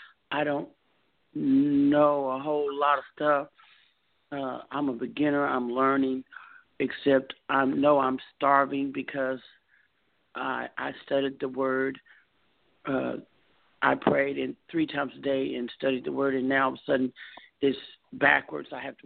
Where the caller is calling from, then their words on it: Texas, United States; I'm calling from Texas.